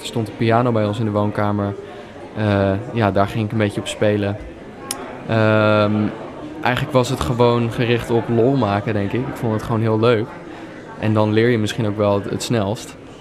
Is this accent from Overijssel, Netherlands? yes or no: no; Leiden, South Holland, Netherlands; In Leiden ben ik geboren en heb ik eigenlijk mijn hele leven gewoond